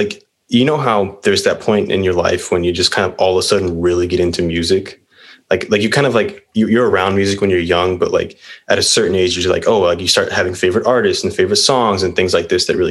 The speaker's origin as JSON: {"language": "English", "town": "Whittier", "region": "California", "country": "United States", "said": "I'm 22. I'm from Whittier"}